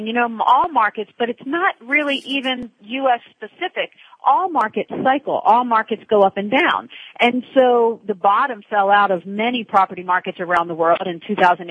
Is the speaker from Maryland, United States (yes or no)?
yes; Baltimore, Maryland, United States; moved away as an adult; also born or lived in Ireland / Paris, France; now in Panama City, Panama; I grew up in Baltimore, went to work for them out of school.